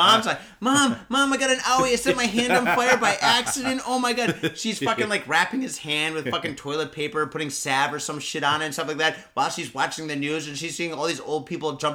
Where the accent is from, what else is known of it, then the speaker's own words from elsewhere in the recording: Midwest, United States; I grew up in the Midwest